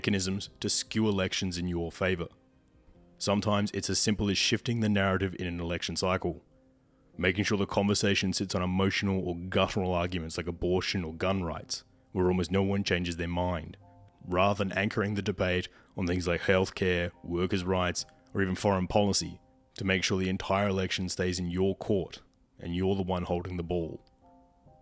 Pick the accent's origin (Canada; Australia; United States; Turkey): Australia; here in my home country of Australia